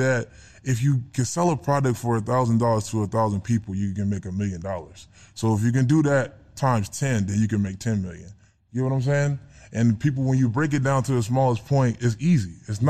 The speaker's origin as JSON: {"language": "English", "town": "Philadelphia", "region": "Pennsylvania", "country": "United States", "said": "I'm a regular bull. I'm a regular dude. I'm from Philly."}